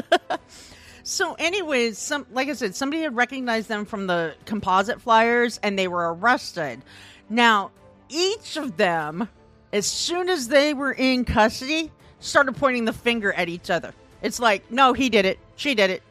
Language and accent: English; Midwest, United States; I'm from the Midwest.